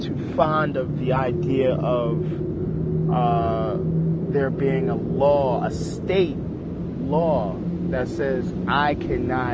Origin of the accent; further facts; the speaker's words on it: New York, United States; New York native